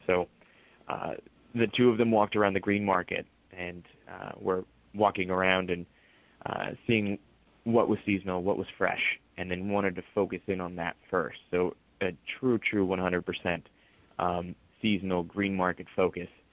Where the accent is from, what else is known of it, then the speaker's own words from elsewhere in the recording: Palm Springs, California, United States; now in New York, United States; I'm originally from Palm Springs